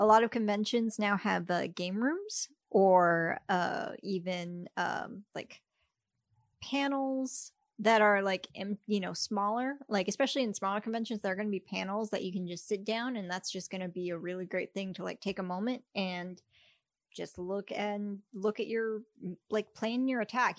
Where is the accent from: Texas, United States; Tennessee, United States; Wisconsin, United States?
Texas, United States; moved away; I'm from Texas